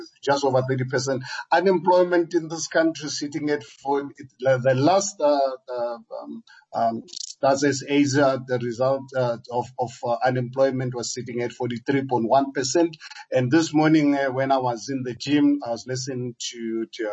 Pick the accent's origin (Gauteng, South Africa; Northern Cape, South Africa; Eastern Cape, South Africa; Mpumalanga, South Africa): Gauteng, South Africa; Hammanskraal; I was born in Amanskraal, Harangua, where I started my business in the mid-80s